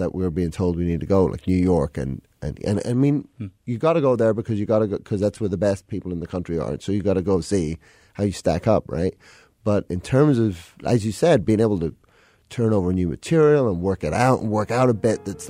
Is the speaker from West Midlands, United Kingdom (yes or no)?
no; London, United Kingdom; now in Chicago, United States; I moved here 2004, and like I grew up in London, so I'm at heart like a city boy.